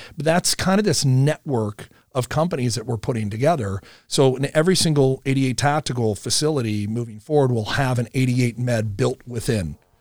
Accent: Omaha, Nebraska, United States; I grew up in Millard, and, uh, in this area, as, as a matter of fact, down the street

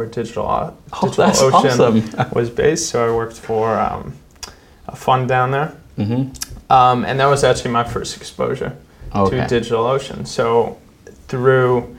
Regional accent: Western Canada, Canada; moved away as an adult; also born or lived in United States; I grew up in Western Canada

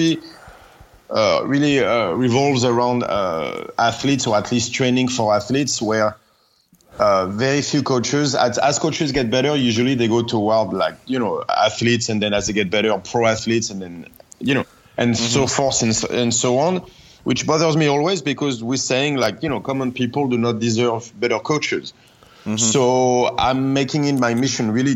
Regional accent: Paris, Île-de-France, France; moved away; I come from Paris

